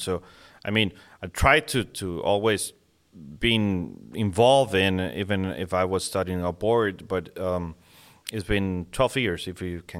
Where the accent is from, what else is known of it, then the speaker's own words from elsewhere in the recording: Monterrey, Nuevo León, Mexico; born and raised in, yeah, Mexico.